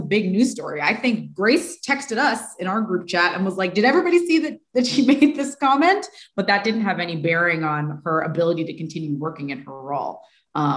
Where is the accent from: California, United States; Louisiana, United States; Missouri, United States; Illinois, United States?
California, United States; I grew up in California